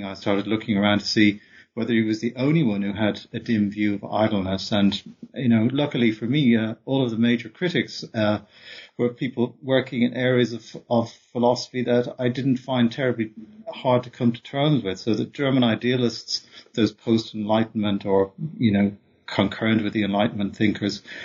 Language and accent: English; Dublin, Leinster, Ireland; also born or lived in Oxford, England; I'm also from Dublin, where I grew up.